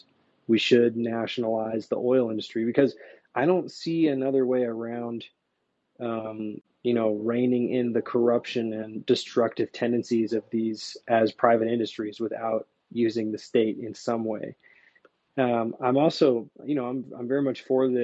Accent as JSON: {"language": "English", "town": "Seattle", "region": "Washington", "country": "United States", "tie": "born or raised there", "said": "you're in my hometown."}